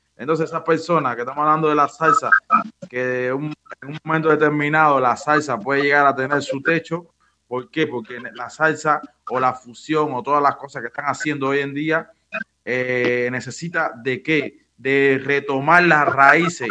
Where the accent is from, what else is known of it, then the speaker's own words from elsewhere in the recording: Cuba; also born or lived in Villa Carlos Paz, Argentina; now in Córdoba, Argentina; yo como propio cubano